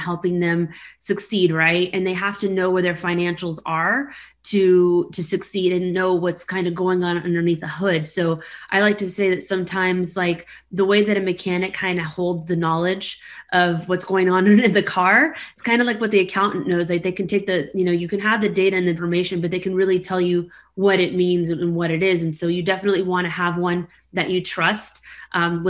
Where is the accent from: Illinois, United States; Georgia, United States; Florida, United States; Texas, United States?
Texas, United States; Houston; Houston's my hometown